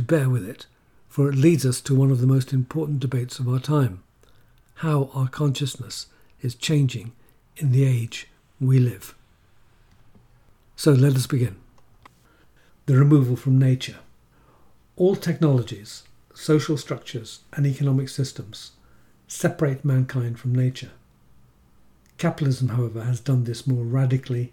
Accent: England, United Kingdom; accent: Irish; also born or lived in Ireland; Although born in England, when I returned to it with my parents at the age of five, I had an Irish accent and was treated as Irish in an English working class area. I grew up therefore with two realities inside of me

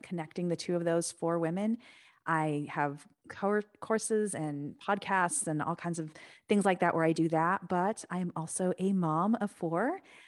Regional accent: Santa Clarita, California, United States; Yeah, I grew up in Los Angeles. So I grew up about an hour north of the city in Santa Clarita, back when it was nothing.

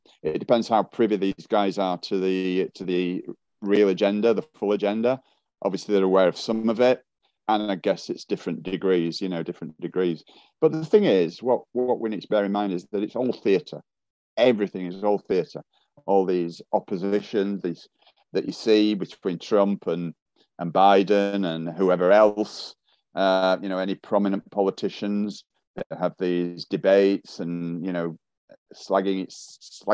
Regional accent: United Kingdom; I'm a Brit, but I'm not one accent

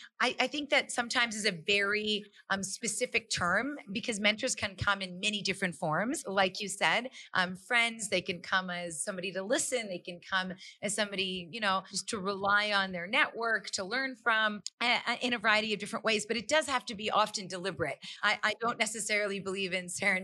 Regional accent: Calgary, Alberta, Canada; I'm born and raised in Calgary, Alberta, but my parents are both from India

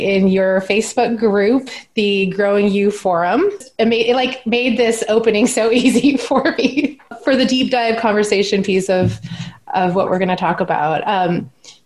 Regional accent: Alaska, United States; now in Pacific Northwest, United States; I'm from Alaska

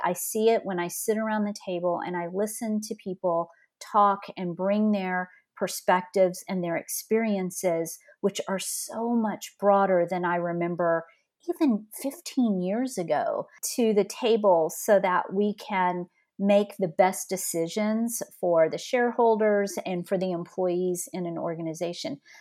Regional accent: north of Beaumont, Southeast Texas, United States; also born or lived in California; now in Colleyville, Texas, United States; I grew up in, um, small town in Southeast Texas, north of Beaumont, just a few minutes from Louisiana

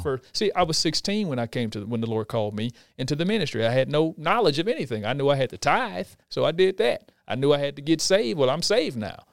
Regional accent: Houston, Texas, United States; We're from Houston, Texas.

